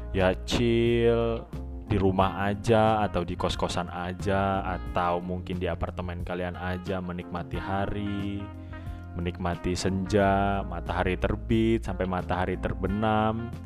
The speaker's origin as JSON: {"language": "Indonesian", "country": "Indonesia", "said": "nggak cuman di negara asal gue di Indonesia tapi di Timur Tengah ini juga lagi semakin parah"}